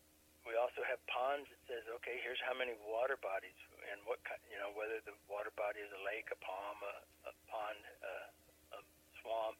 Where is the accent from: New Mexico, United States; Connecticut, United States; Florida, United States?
New Mexico, United States; now in Missouri, United States; I was raised in New Mexico